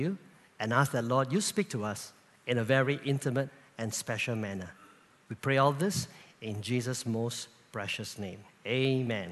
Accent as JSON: {"language": "English", "town": "Kluang", "region": "Johor", "country": "Malaysia", "tie": "born or raised there", "said": "I'm based in Kluang, my hometown"}